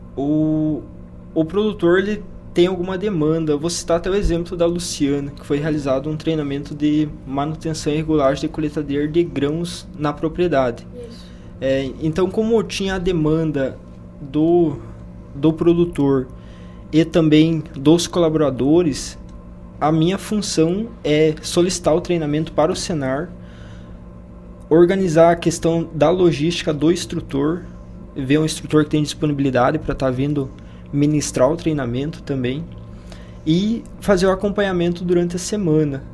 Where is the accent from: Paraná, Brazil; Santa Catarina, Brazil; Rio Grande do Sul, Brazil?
Paraná, Brazil; now in Lucas do Rio Verde, Brazil; eu sou do Paraná. Paraná.